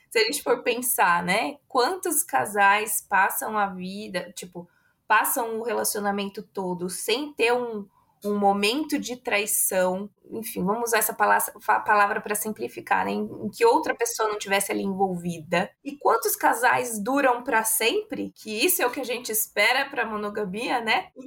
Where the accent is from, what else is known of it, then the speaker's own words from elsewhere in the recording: São Paulo, Brazil; accent: mix; also born or lived in Minas Gerais; Eu nasci em Minas, eu cresci, eu vivi só dois meses em Minas e aí eu já vim para o interior de São Paulo.